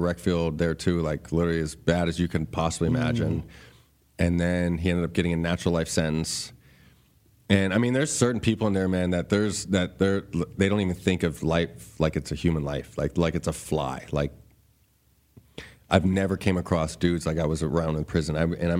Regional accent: Ahwatukee, Arizona, United States; I was from Ahwatukee. I wasn't from a gang member.

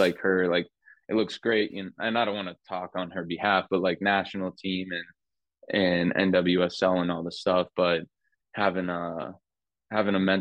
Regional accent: Las Vegas, Nevada, United States; moved away as an adult; also born or lived in Phoenix, Arizona; now in Portland, United States; growing up in Vegas and then going to Phoenix, it's only a 4-hour drive

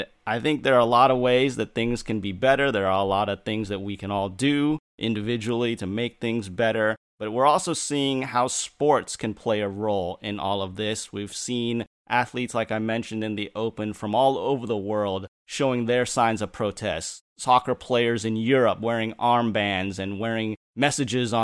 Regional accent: Santa Cruz, California, United States; I grew up in the Santa Cruz area in Northern California

